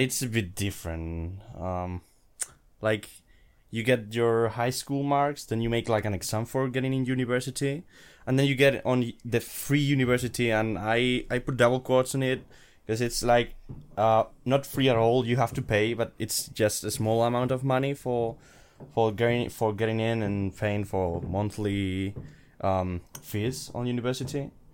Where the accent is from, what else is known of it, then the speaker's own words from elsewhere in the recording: Madrid, Community of Madrid, Spain; I'm from Madrid, Spain, and I'm studying third year of, uh, computer engineering here at Madrid.